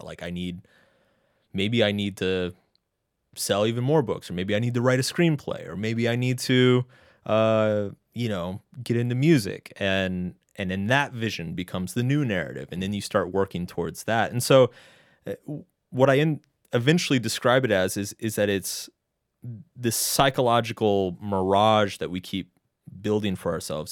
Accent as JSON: {"language": "English", "region": "Texas", "country": "United States", "tie": "born or raised there", "also_born_or_lived": "Boston", "moved": "as an adult", "lives_now": "New York City, United States", "said": "I grew up in Texas"}